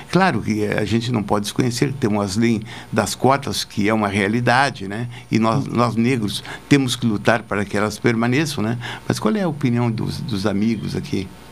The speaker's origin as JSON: {"language": "Portuguese", "town": "Jaguarão", "region": "Rio Grande do Sul", "country": "Brazil", "tie": "born or raised there", "said": "me criei em Jaguarão"}